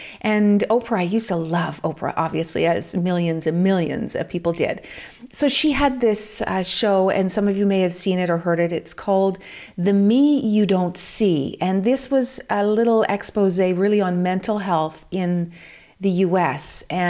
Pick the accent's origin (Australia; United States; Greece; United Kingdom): United Kingdom; also born or lived in Vancouver; I'm also British, and I found the same problems when I was in England, because there is so much rain and so much cloud cover.